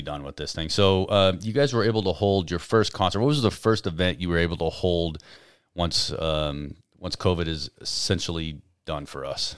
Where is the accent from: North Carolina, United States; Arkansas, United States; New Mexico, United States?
New Mexico, United States; Albuquerque; now in Carlsbad, United States; I'm from Albuquerque